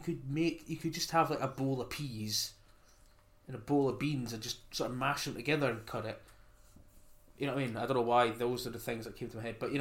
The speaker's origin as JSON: {"language": "English", "region": "Scotland", "country": "United Kingdom", "said": "I'm Scottish, and I'm happy enough to be Scottish"}